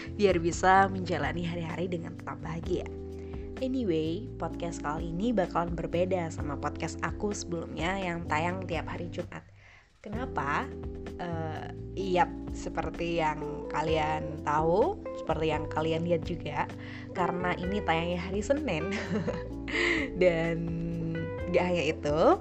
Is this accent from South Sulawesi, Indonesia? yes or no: no; Pasuruan, East Java, Indonesia; di lingkungan rumahku emang anak SMP atau sampai SMA tuh ya wajib berkerudung gitu, berkerudung gitu guys karena ya pasuruan kota santri